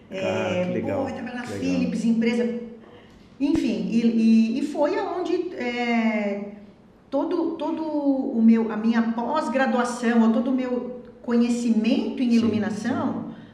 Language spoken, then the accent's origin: Portuguese; Osasco, São Paulo, Brazil; é, minha terra.